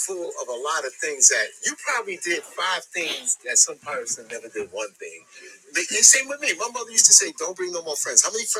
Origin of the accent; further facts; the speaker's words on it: the South, United States; we're from the South